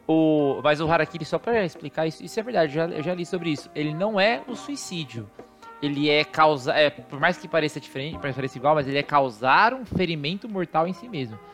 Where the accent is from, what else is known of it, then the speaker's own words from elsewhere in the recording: Brazil; somos brasileiros